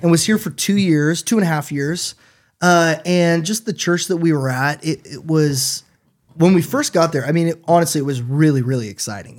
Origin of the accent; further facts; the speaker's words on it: Washington, United States; moved away as an adult; now in Chattanooga, United States; I grew up in Washington State and my dad was a pastor